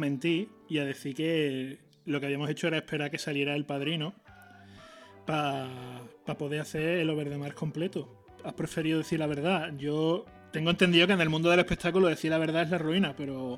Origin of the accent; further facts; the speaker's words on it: Seville, Andalusia, Spain; Nosotros somos andaluces, somos de Sevilla